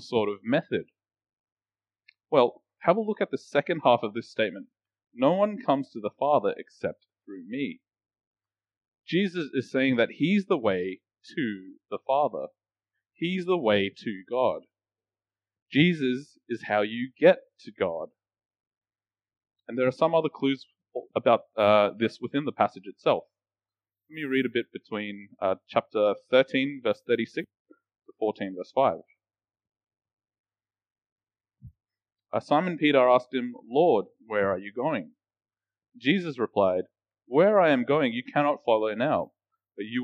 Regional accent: Australia; I grew up in Australia

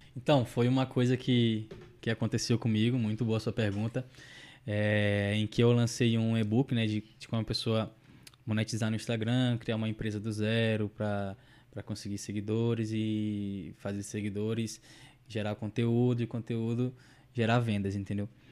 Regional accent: São Luís, Maranhão, Brazil; eu sou de São Luís do Maranhão, né? Nordeste, Nordeste, Nordeste.

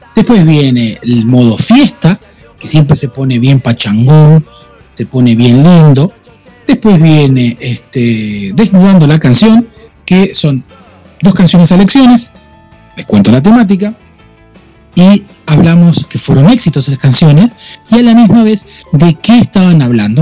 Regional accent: Argentina; soy argentino

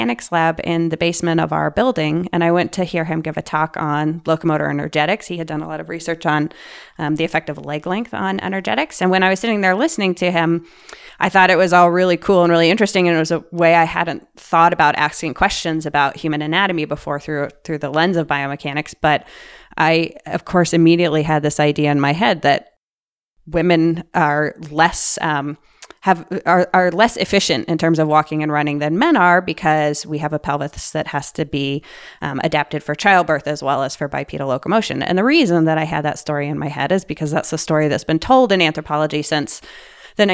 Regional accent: Boulder, Colorado, United States; I grew up here in Boulder, Colorado

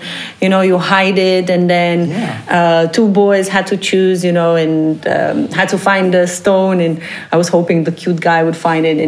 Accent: Romania; moved away as an adult; now in Netherlands; I come from Romania, Eastern Europe

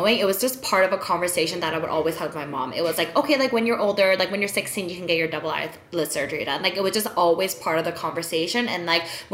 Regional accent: South Korea; now in Toronto, Canada; all my life growing up in Korea

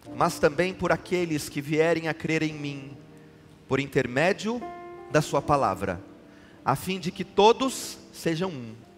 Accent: São Paulo, Brazil; Eu sou paulistano, eu falo bolacha

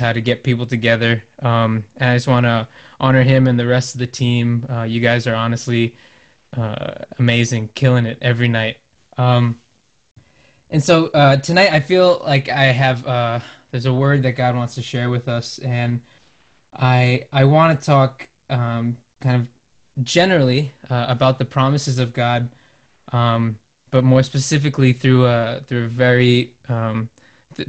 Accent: Connecticut, United States; I'm from Connecticut

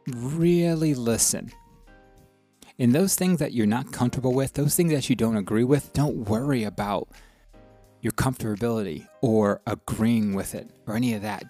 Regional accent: the South, United States; growing up in the South and growing going to schools in the South

